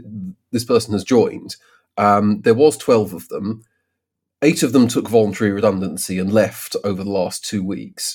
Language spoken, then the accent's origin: English; United Kingdom; we are British